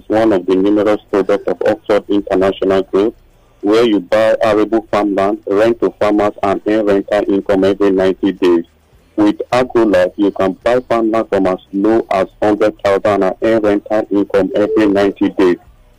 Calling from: Lagos, Nigeria; calling from Lagos.

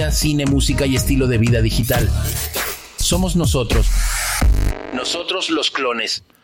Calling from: Mexico City, Mexico; Hola, ¿qué tal? … de la Ciudad de México y únicamente los quería felicitar por su podcast.

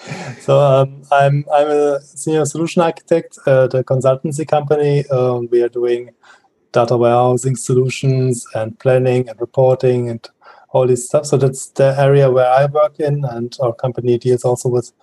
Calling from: Bochum, North Rhine-Westphalia, Germany; I'm joining from Bochum. That's quite next to Essen.

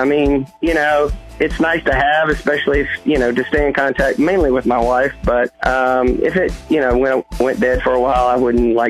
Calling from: Bella Vista, Arkansas, United States; I'm calling from Bella Vista, Arkansas.

